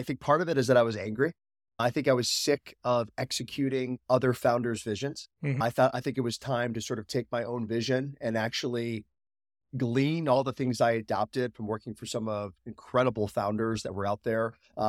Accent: Chicago, Illinois, United States; born there; also born or lived in South Florida; So I've had the privilege of living all over the U.S. I was actually raised by an entrepreneur. So I was born in Chicago, lived in South Florida

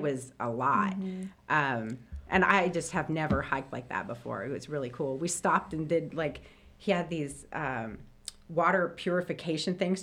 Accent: Clinton, Indiana, United States; moved away as an adult; also born or lived in South Carolina; I grew up in Clinton, Indiana, and so it's like 45 minutes from here

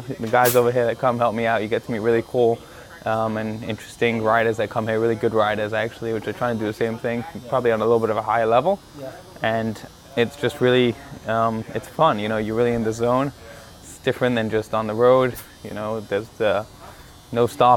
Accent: London, United Kingdom; now in Miami, United States; I grew up playing soccer. I'm from London originally, England

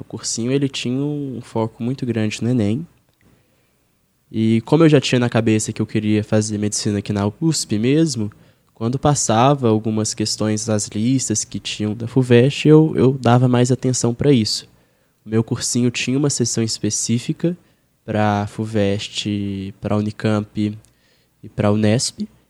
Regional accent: Belo Horizonte, Minas Gerais, Brazil; moved away as an adult; now in São Paulo, Brazil; eu sou de Minas, né? Eu não falei isso. Eu sou de BH

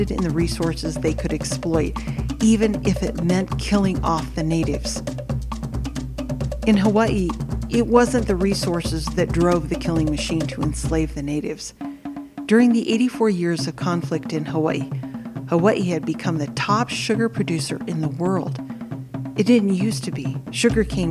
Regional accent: Samoa; moved away; also born or lived in United States; I was born in the United States, so I'm a birthright citizen of the U.S. But because of the laws when I was born, I am also a citizen of Western Samoa. I went to school there.

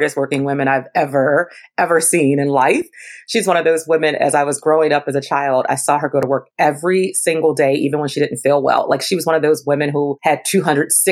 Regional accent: Baltimore, Maryland, United States; I was born and raised in Baltimore, Maryland

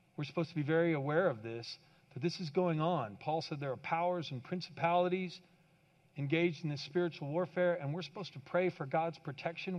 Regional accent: Kansas, United States; I grew up in Kansas

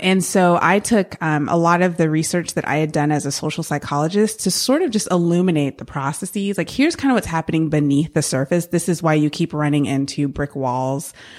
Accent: San Francisco Bay Area, California, United States; moved away; I grew up in the San Francisco Bay Area and, um, loved growing up there.

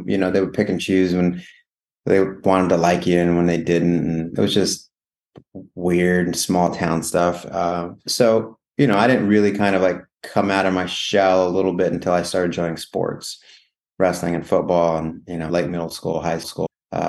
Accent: Rawlins, Wyoming, United States; moved away as an adult; also born or lived in Hanna, Wyoming / Laramie, Wyoming / Colorado / Nebraska; now in Los Angeles, United States; I was born in a small town called Rawlins, Wyoming. Grew up in Rawlins and Hanna, which is a neighboring town for most of my youth. We traveled, kind of moved around Rawlins, Hanna, Laramie, a little bit of Colorado.

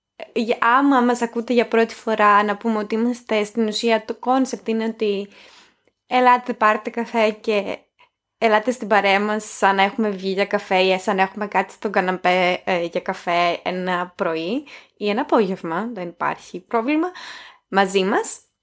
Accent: Greece; moved away; ήρθα στην Ελλάδα

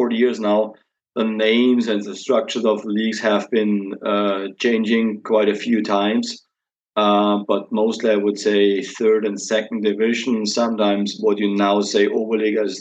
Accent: Regensburg, Bavaria, Germany; I was born in Regensburg, actually 50 years ago now. Grew up in Regensburg, lived most of the time in Regensburg

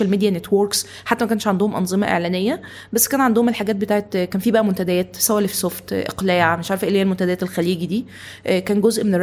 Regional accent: Tanta, Gharbia, Egypt; also born or lived in Cairo, Egypt

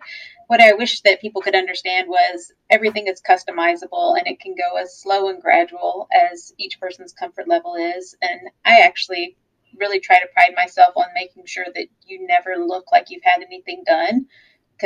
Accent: South Louisiana, United States; now in Florida, United States; I'm from South Louisiana originally.

